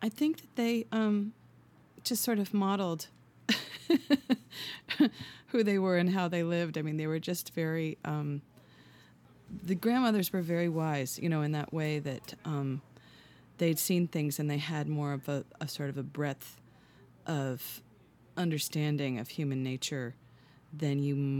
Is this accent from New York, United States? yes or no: yes; New York, United States; I'm from Hudson Valley, New York, and I'm a singer-songwriter.